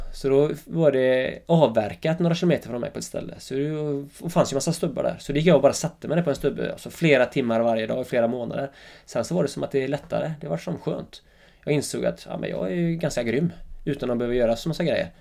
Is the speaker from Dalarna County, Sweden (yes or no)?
no; Öckerö, Västra Götaland, Sweden; accent: Öckerö dialect; now in Jämtland, Sweden; Mina första tio år var ju helt fantastiska, Öckre liksom. Jag bodde med morsan och farsan och mormor och morfar bodde granne